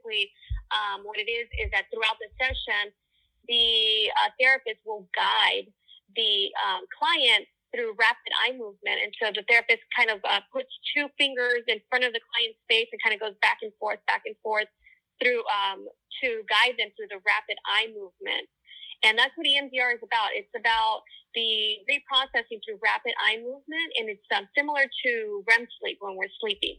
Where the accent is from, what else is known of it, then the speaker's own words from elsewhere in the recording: Los Angeles, California, United States; I grew up in East LA. I'm born and raised in Los Angeles, a daughter of immigrant parents